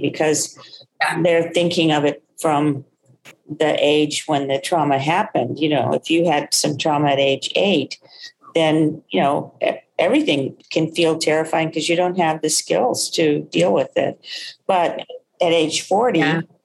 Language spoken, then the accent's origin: English; Texas, United States; soul food eater too growing up in Texas